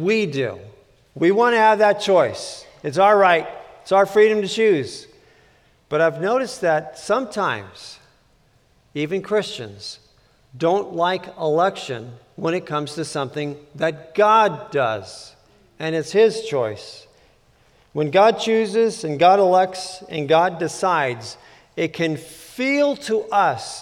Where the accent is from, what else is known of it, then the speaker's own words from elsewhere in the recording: California, United States; I grew up in California a very long time ago